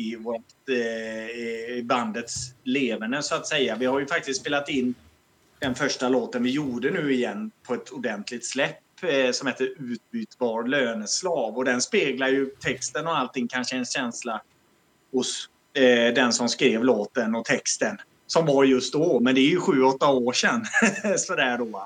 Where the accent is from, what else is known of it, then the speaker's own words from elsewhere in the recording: Alingsås, Västra Götaland, Sweden; accent: västgötska; now in Malmö, Sweden; vi kommer ju från Alingsås från början